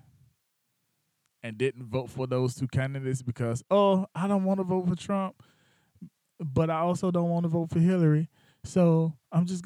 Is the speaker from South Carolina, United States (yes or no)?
yes; Batesburg-Leesville, South Carolina, United States; moved away; my town is Batesburg, Leesville, South Carolina. That's where I grew up at.